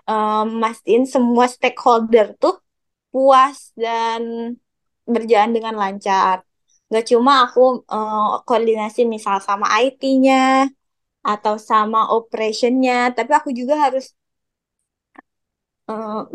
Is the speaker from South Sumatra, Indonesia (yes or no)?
no; Bandung, West Java, Indonesia; apalagi aku ya dari Bandung gitu terus aku kayak aduh